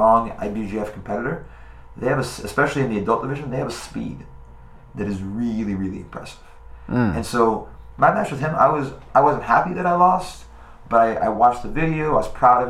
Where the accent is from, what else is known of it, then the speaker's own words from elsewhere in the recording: Boca Raton, Florida, United States; from my hometown, from Boca Raton, Florida